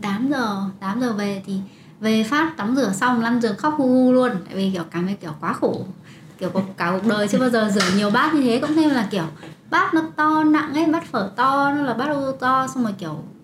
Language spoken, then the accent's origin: Vietnamese; Bac Giang, Vietnam; accent: northern; moved away as an adult; also born or lived in Hanoi, Vietnam; now in Canada; quê tôi là ở Bắc Giang sau đó đi cấp 3 đi học chuyên Bắc Giang